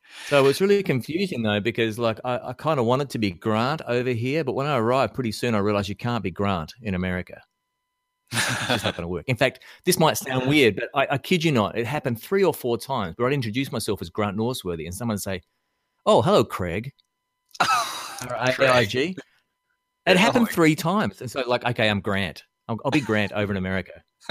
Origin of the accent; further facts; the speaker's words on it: Melbourne, Victoria, Australia; now in Nashville, United States; In 2002, I moved over from Australia to the United States, and I was born and raised mainly in Melbourne, Australia